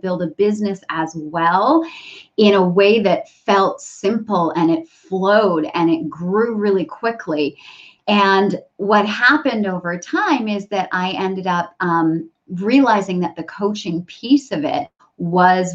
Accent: Canada; moved away as an adult; now in San Diego, United States; I'm originally Canadian and we moved down to the San Diego area

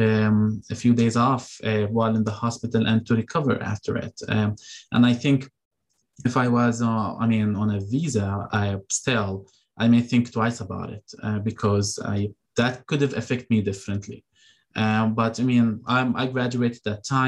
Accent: Jordan; now in Michigan, United States; I'm from Jordan. So I go back to Jordan.

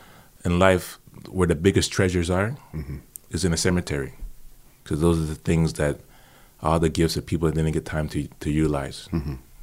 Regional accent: New York, United States; It's like when we're from New York, but everybody wanted to wear a Yankee cap.

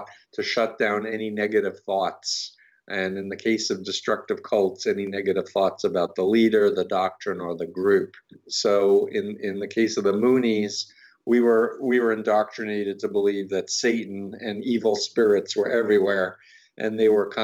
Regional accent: New York City, New York, United States; I grew up 1.3 miles from Donald Trump

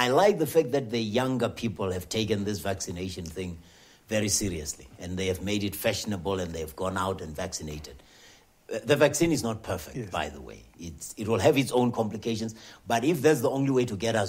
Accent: Limpopo, South Africa; moved away; I'm from Limpopo

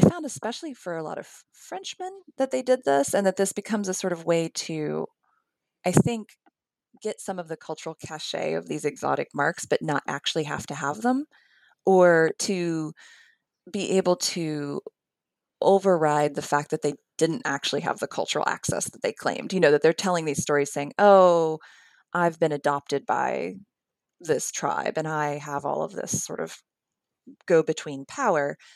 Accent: West Virginia, United States; moved away as an adult; also born or lived in Philadelphia / New York City; now in Alabama, United States; I am from the Appalachian foothills of central West Virginia, although I have lived at various points in Philadelphia and New York City. And of course, now I live here in Alabama.

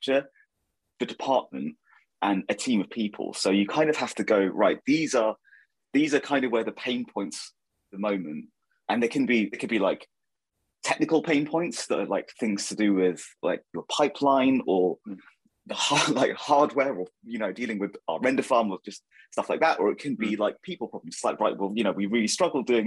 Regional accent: Milton Keynes, South East England, United Kingdom; also born or lived in Northampton; So I was born in Northampton and grew up in Milton Keynes

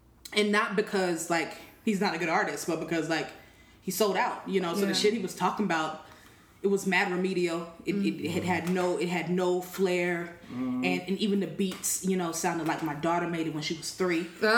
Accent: West Coast, United States; accent: West Coast; So we were talking, and he knew where I was from, and my slang was still, like, my accent was still very apparent. I sounded very West Coast.

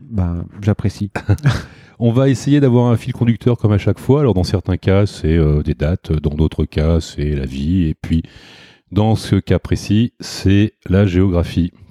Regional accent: southern Burgundy, Bourgogne-Franche-Comté, France; Moi, je suis bourguignon aussi, mais plutôt Bourgogne euh, du Sud.

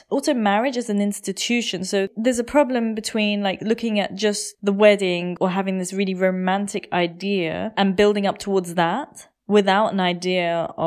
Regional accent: India; just because I'm Indian and I know these things

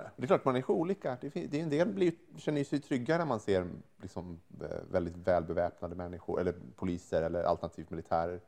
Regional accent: Sweden; som svensk

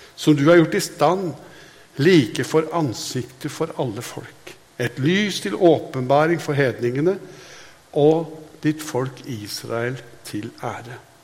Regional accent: Hadeland, Innlandet, Norway; jeg er fra Hadeland

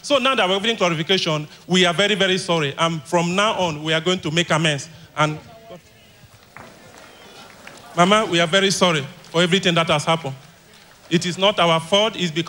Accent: Asiga, Cross River, Nigeria; I'm from Asiga in Yakolo Kogomen area of Cross River State.

